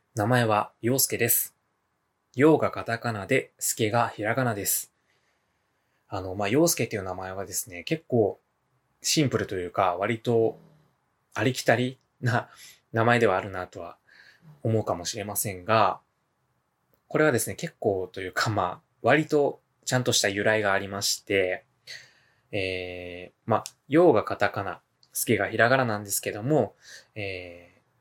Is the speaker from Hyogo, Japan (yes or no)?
yes; Hyogo, Japan; 生まれも育ちも、現在もですね、まあ兵庫県で、えー、生まれ育って、現在も住んでおります。